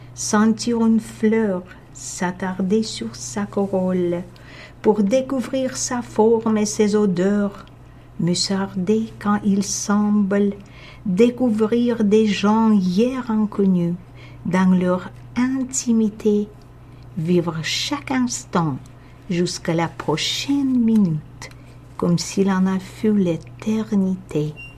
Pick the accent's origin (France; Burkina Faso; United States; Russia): Russia; Moscow; first language Russian; French is a second language; moved away as an adult; now in Canada; j'ai grandi à Moscou en Russie